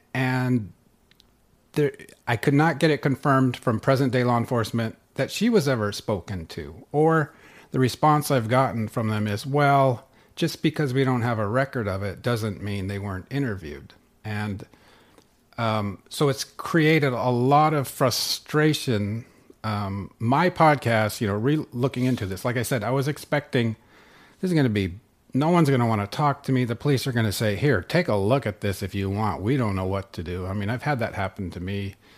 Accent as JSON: {"language": "English", "region": "Northern California", "country": "United States", "tie": "born or raised there", "also_born_or_lived": "Sweden / Boulder, Colorado", "moved": "as an adult", "lives_now": "North Dakota, United States", "said": "I grew up in Northern California and, uh, in the wine country up there"}